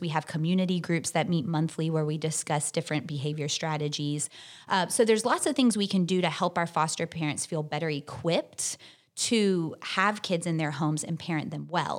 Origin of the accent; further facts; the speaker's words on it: Tallahassee, Florida, United States; I'm from Tallahassee. I've lived here my whole life